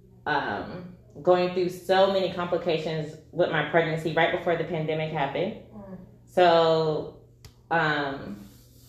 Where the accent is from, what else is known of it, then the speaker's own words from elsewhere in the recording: Raleigh, North Carolina, United States; moved away as an adult; now in Wichita, United States; I am from Raleigh, North Carolina, born and raised.